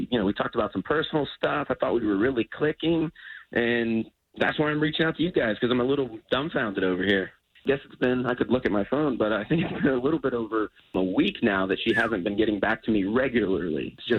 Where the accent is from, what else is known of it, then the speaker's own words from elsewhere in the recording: Casselberry, Florida, United States; I'm out in Castleberry.